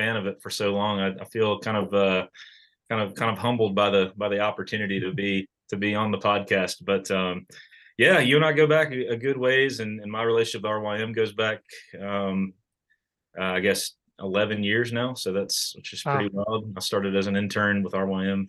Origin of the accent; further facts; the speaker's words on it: outside Richmond, Virginia, United States; moved away as an adult; also born or lived in Rochester, Minnesota / Williamsburg, Virginia / Charlotte; now in Lexington, United States; I'm from Virginia originally, right outside of Richmond. I grew up there